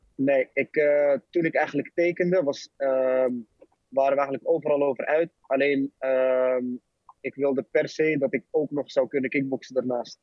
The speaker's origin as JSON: {"language": "Dutch", "town": "'s-Hertogenbosch", "region": "North Brabant", "country": "Netherlands", "said": "ik kwam uit Den Bosch, Ging daar naartoe, 15, 16 jaar"}